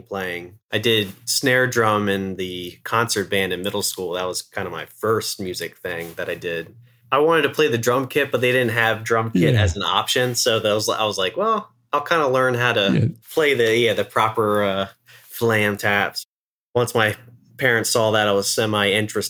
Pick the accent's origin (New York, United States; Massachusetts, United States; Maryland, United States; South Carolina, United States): Maryland, United States; Eastern Shore of; moved away; I'm originally from the Eastern Shore of Maryland, about an hour or so away from where we are now